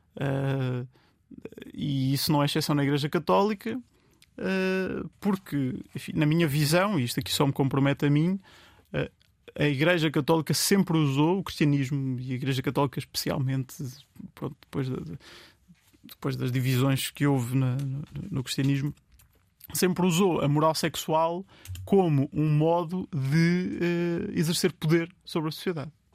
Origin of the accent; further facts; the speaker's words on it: Vieira de Leiria, Centro, Portugal; moved away; eu sou de Leiria e, e gosto muito, sou da Vieira de Leiria, gosto muito, volto lá montes de vezes